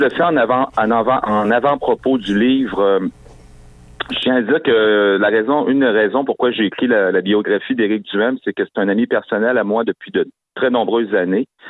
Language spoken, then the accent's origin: French; Quebec City, Quebec, Canada; moi j'étais de Sainte-Foy à Québec